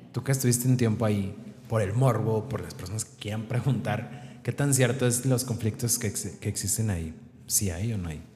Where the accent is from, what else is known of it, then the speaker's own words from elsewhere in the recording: Mexico; los mexicanos que muchas veces nos caracterizan porque somos muy, no sé, alivianados